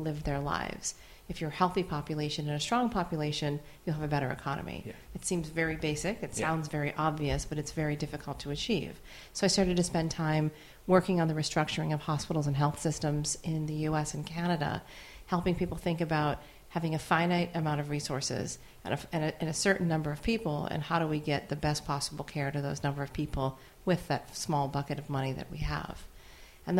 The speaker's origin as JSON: {"language": "English", "town": "Marquette", "region": "Michigan", "country": "United States", "tie": "born or raised there", "said": "I was born in Marquette, Michigan, where there were all Swedish, Norwegian, and Finnish people, with the exception of a handful of families"}